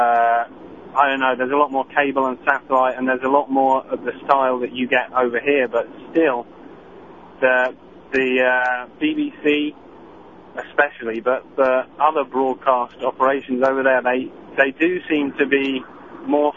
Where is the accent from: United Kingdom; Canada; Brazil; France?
United Kingdom; moved away; I grew up in Britain